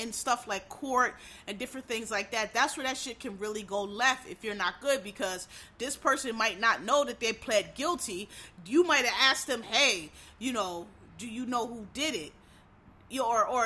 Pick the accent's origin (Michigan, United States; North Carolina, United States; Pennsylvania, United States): Pennsylvania, United States; Philadelphia; I'm from up north. I'm from Philly